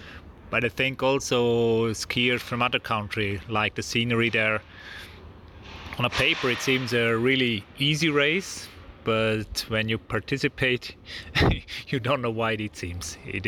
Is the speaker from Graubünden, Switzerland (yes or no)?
yes; S-chanf, Graubünden, Switzerland; it's in my home region. I grew up in Schampf, where the turning point is before the finish line in Zuoz. Went to school in Zuoz